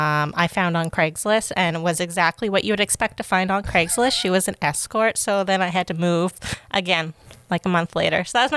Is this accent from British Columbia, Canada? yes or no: yes; Chilliwack, British Columbia, Canada; Yes, I grew up in Bridal Falls.